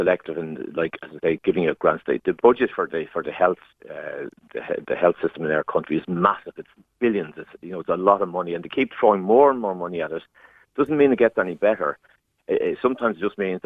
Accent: Ireland; growing up in Ireland through the 60s, 70s, 80s

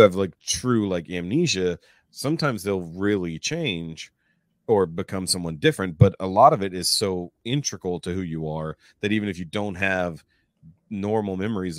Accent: Houston, Texas, United States; If I had stayed where I grew up in Houston, I would not be the person I am now because of where we moved to now.

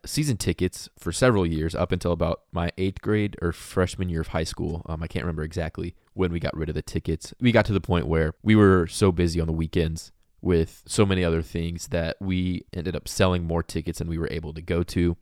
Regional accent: Indianapolis, Indiana, United States; I grew up in Indianapolis

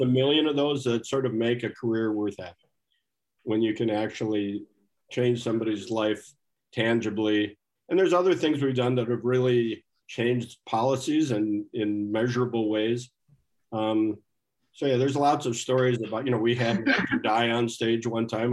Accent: Minnesota, United States; as a Minnesotan

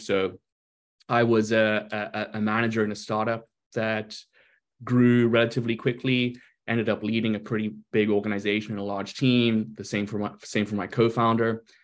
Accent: South Africa; moved away as an adult; also born or lived in Brazil / London, United Kingdom / Spain / New York, United States; now in Seattle, United States; I was born in Brazil lived earlier part of my life there, and uh, and then went to South Africa, uh, went through school in South Africa to university there

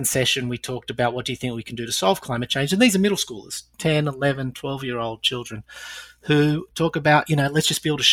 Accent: Australia; accent: Australian; moved away; also born or lived in United Kingdom / Europe; Hopefully by now most of the audience will pick up my Australian accent. Lived in Britain and Europe for the longest time

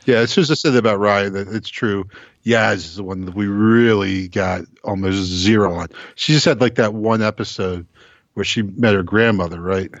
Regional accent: United States; as an American

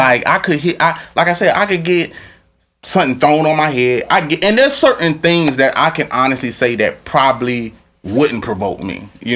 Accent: Louisiana, United States; I'm from Louisiana

